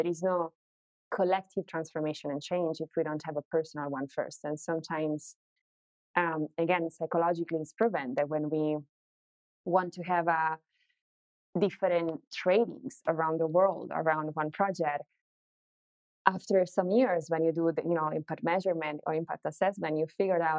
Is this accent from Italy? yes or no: yes; Italy; English is a second language; when I was growing up in Italy